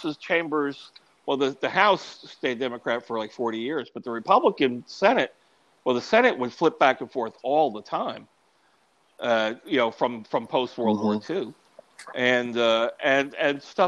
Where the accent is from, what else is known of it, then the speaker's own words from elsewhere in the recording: New York, United States; moved away; also born or lived in Austin, Texas; I'm a New Yorker, so I use hand language too